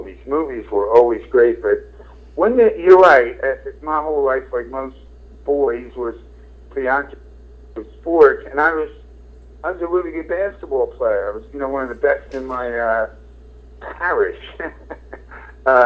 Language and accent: English; Philadelphia, Pennsylvania, United States; I grew up in Southwest Philadelphia